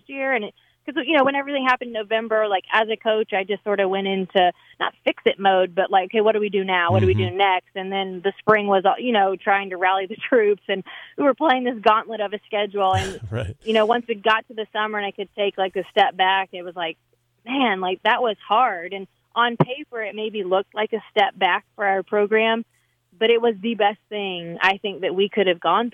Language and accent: English; the South, United States; I'm from the South, grew up in the South, played in the South